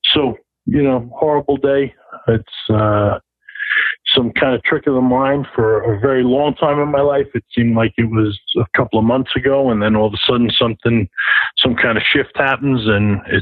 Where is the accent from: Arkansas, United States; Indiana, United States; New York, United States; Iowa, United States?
New York, United States; as a New Yorker